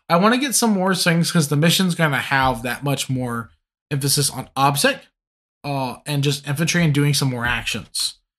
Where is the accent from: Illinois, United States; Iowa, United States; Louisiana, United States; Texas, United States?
Louisiana, United States; I'm from Louisiana, and like coming from the Cajun culture, we look at the French and like, yeah, we come from you. But at the same time, we're like, we're really not you.